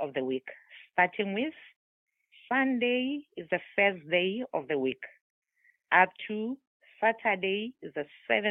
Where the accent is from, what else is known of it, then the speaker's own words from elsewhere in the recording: South Africa; first language Tswana; English is a second language; now in Somerset, United States; I am from South Africa